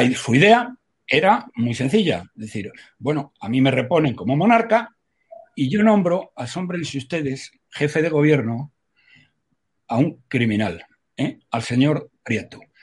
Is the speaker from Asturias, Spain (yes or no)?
no; Salamanca, Castile and León, Spain; como dicen en mi pueblo, que es Salamanca